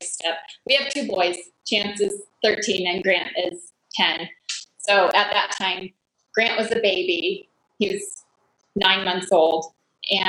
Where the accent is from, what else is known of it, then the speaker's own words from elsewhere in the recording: Colorado, United States; moved away as an adult; also born or lived in Texas; now in Michigan, United States; I was born in Colorado, and then I moved to Texas to go to school